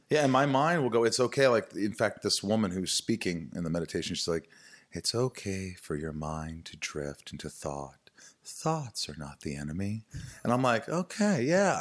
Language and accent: English; Evansville, Indiana, United States; moved away; also born or lived in Newburgh, Indiana; growing up in Indiana, a small town, sort of Bible Belt